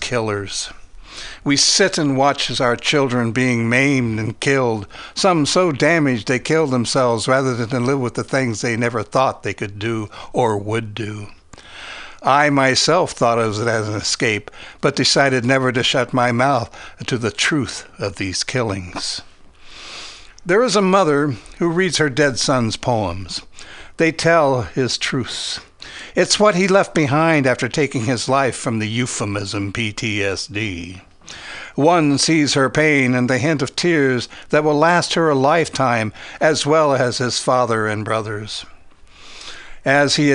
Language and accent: English; Ohio, United States; I'm from Ohio, but there's so many towns in that state, little towns.